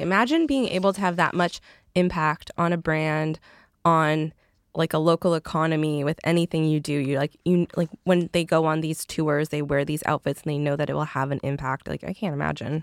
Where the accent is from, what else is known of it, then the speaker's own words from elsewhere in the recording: Canada; I'm from Canada